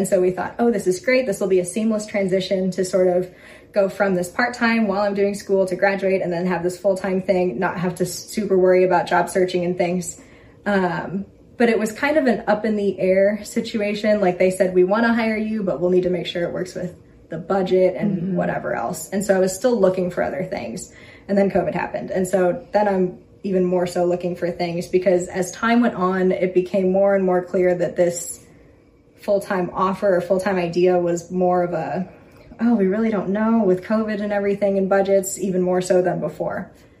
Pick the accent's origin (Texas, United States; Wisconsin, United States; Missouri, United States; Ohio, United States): Missouri, United States; St. Louis; moved away as an adult; also born or lived in Florence, Italy; now in Atchison, United States; I grew up in St. Louis, Missouri. Always lived in the same house. Always imagined myself living in St. Louis forever.